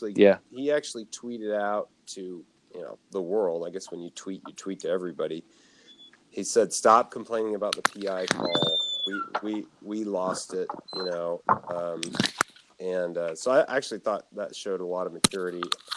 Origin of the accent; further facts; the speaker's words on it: Oklahoma, United States; growing up in Oklahoma